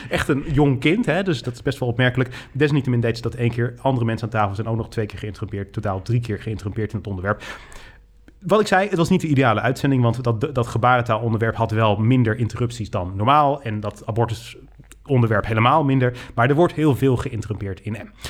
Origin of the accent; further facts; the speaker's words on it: North Brabant, Netherlands; Ik kom uit Brabant, jij niet.